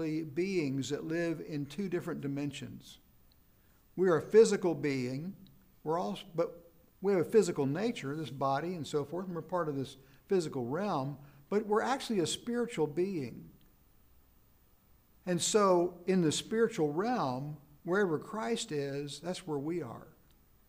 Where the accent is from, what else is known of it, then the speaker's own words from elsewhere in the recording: South Carolina, United States; I was born in South Carolina back in the 50s